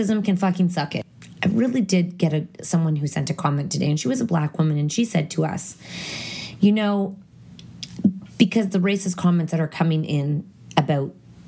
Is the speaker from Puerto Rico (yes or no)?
no; Canada